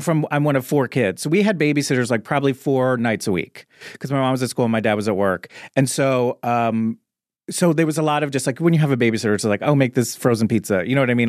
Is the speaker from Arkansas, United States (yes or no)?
no; Little Silver, New Jersey, United States; moved away; I grew up in a small town in New Jersey called Little Silver